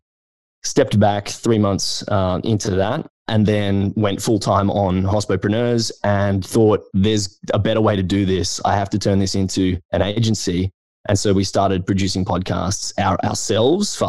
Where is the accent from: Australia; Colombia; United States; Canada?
Australia; Brisbane, Queensland; I'm from Brisbane and I'd never been to Melbourne